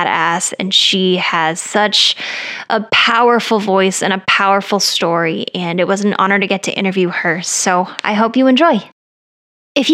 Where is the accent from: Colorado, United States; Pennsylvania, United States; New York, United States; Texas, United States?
Colorado, United States; I'm from Colorado where it snowed like in the middle of May sometimes.